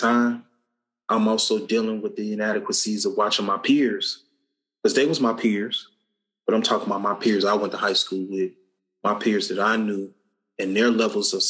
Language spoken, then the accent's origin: English; Cincinnati, Ohio, United States; Growing up in Cincinnati